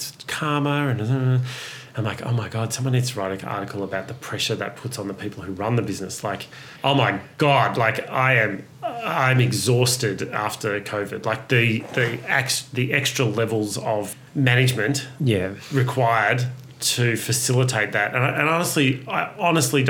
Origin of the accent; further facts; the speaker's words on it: Ararat, Victoria, Australia; moved away; I grew up in a rural country town